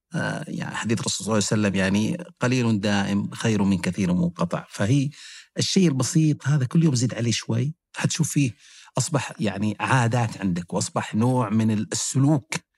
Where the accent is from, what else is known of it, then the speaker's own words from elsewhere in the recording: Mecca, Makkah Province, Saudi Arabia; أنا كنت عايش في مكة مع والديني